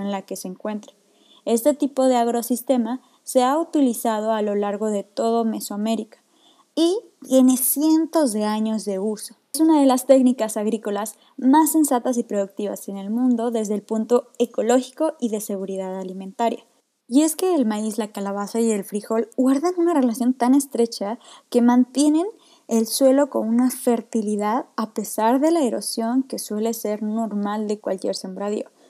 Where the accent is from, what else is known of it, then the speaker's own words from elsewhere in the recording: Mexico; nuestra identidad cultural como mexicanos y como mexicanas